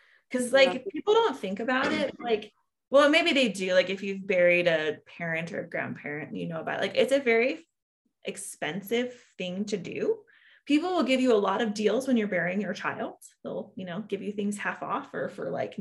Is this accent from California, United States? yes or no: yes; California, United States; I am from California.